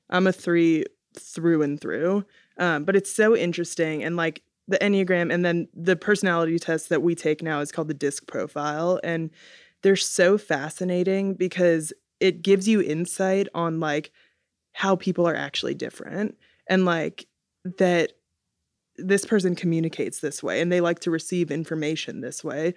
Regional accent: Atlanta, Georgia, United States; I'm from Atlanta

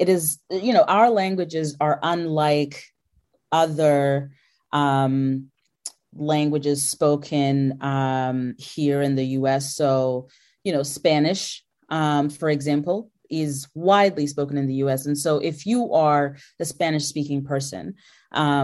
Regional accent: Zimbabwe; now in United States; I'm from Africa and I'm from Zimbabwe

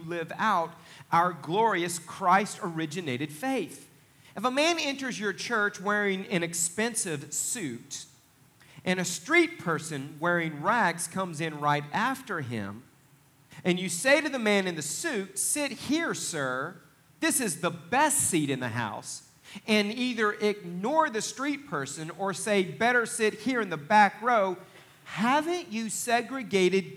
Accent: Northeast Oklahoma, United States; now in Pryor, United States; we're from Northeast Oklahoma

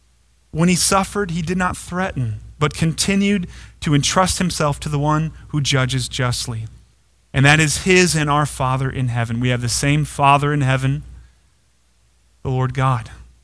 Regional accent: United States; We're so tempted as American Christians

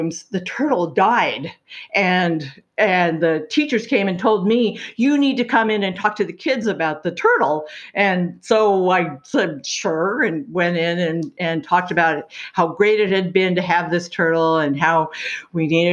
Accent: Richland, Washington, United States; moved away as an adult; now in Seattle, United States; I grew up in Eastern Washington in the Tri-Cities

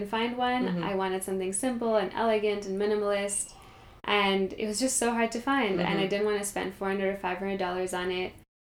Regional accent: Kenya; moved away as an adult; also born or lived in Montreal, Canada; now in Toronto, Canada; So I grew up in Kenya. I lived there until I was 17. It's still home for me.

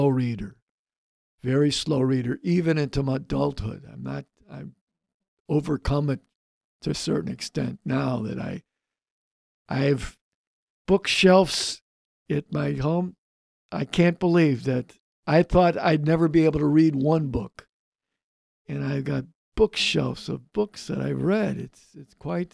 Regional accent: Chicago, Illinois, United States; growing up on the South Seaside

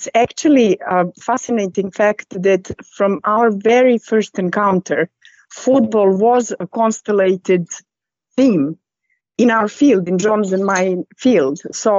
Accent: Norway; English is a second language; now in England, United Kingdom; And we actually met when I came from Norway to England, actually on Chelsea match versus Arsenal.

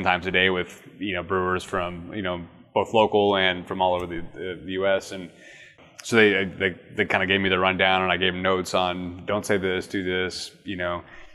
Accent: Austin, Texas, United States; moved away as an adult; now in Houston, United States; I'm from Austin originally

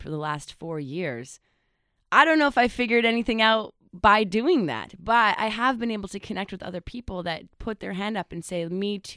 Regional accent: British Columbia, Canada; moved away as an adult; I didn't grow up here. I moved here about nine years ago

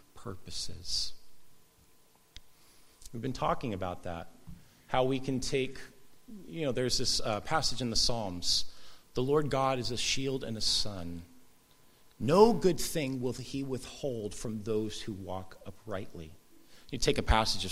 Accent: Southern California, United States; I grew up surfing in Southern California

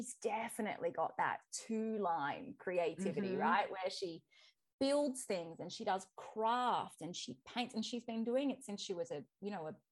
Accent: Australia; accent: Australian; If you haven't picked it up from my accent, I am Australian.

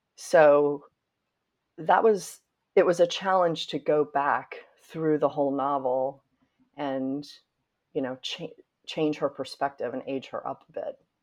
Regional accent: Winston-Salem, North Carolina, United States; moved away as an adult; now in New York, United States; as a little girl growing up in North Carolina and feeling very proud of Winston-Salem and my family

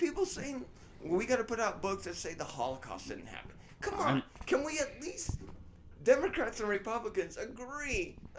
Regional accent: Ireland; I think Northern Ireland should be part of Ireland. That's just my belief because I'm Irish.

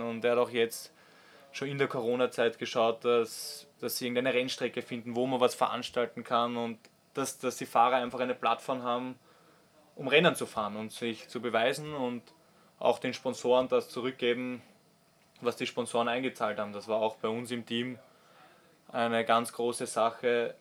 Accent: Austria; also born or lived in Switzerland; als Österreicher

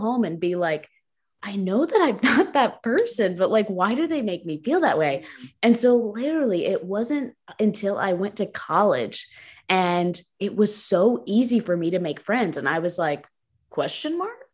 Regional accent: New Jersey, United States; moved away as an adult; also born or lived in Lynchburg, Virginia; now in Georgia, United States; I grew up um, in New Jersey, North Jersey, so, like, right across the George Washington Bridge, um, so I was there, like, born there and stayed there through, like, through college

